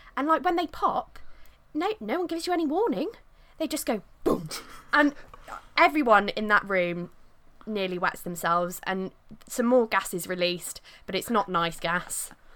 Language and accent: English; Midlands, United Kingdom; I'm not even a northerner. I'm from the Midlands